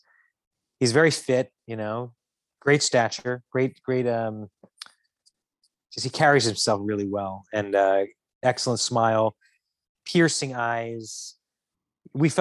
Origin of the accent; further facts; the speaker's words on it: Westchester, New York, United States; also born or lived in Connecticut; I was born in Connecticut actually, but I was in Westchester my whole life